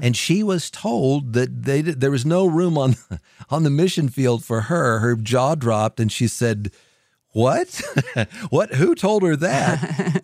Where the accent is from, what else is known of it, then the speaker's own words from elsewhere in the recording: West Virginia, United States; a university in my home state of West Virginia